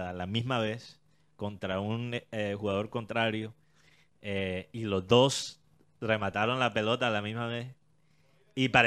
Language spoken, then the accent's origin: Spanish; Colombia; La realidad eh, que tenemos que aceptar como colombianos